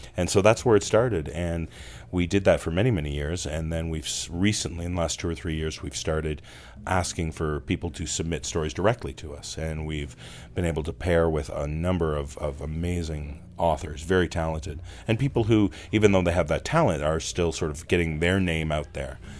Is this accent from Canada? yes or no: yes; Toronto, Ontario, Canada; growing up in my hometown of Toronto, Canada